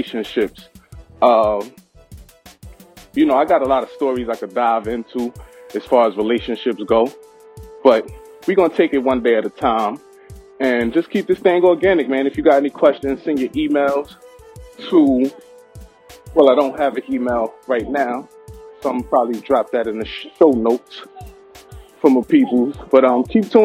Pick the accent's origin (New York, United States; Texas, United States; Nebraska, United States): New York, United States; New York City; I grew up in Brooklyn, Best Stop precisely, where they don't act politely.